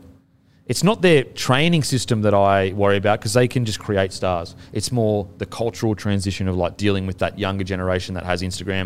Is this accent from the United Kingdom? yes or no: no; Australia; I'm deep, pure and true Australian